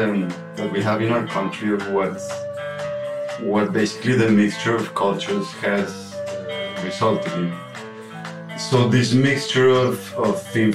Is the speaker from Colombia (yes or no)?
yes; Colombia; English is a second language; I just met somebody in the entrance right now, and you tell them I'm from Colombia, and then they make this face